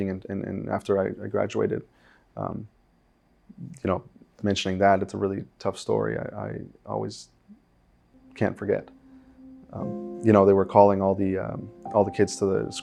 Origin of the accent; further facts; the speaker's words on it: Uruguay; moved away; I'm from Uruguay.